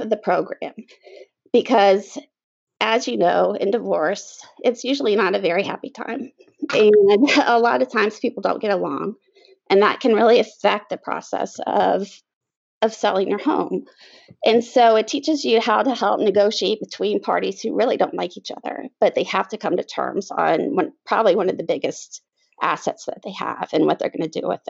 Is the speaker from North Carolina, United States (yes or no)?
yes; the Triangle, North Carolina, United States; So I was raised pretty much in the Triangle. I've lived here almost all my life, except for 2 years.